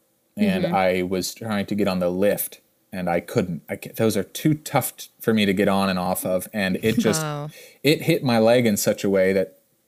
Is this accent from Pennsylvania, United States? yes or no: yes; Pennsylvania, United States; people started saying …, because Gainesville, we're from Pennsylvania